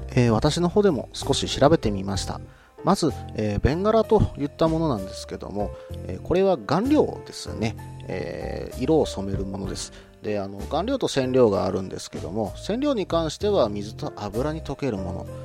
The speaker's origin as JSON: {"language": "Japanese", "region": "Kansai", "country": "Japan", "said": "食べる関西人なんで"}